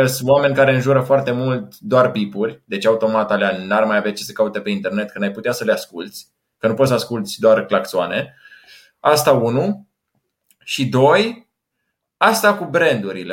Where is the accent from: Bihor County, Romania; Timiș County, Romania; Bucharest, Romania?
Timiș County, Romania; Timișoara; în Timișoara s-a întâmplat, de unde sunt eu